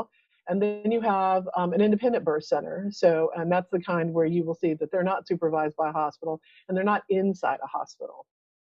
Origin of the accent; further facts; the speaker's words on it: Texas, United States; we're from Texas, so we kind of talk slow.